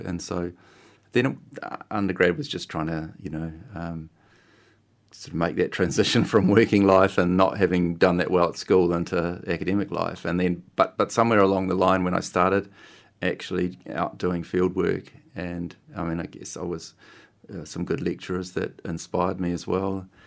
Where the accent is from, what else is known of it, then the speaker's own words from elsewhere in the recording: Christchurch, Canterbury, New Zealand; I grew up in Christchurch